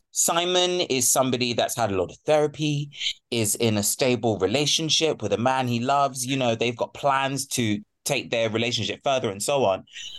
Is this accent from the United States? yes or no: yes; United States; also born or lived in United Kingdom; Being born in the UK, raised in the States, but being of Nigerian ancestry meant we could bring some Yoruba culture in there. We could actually speak our language and not have it watered down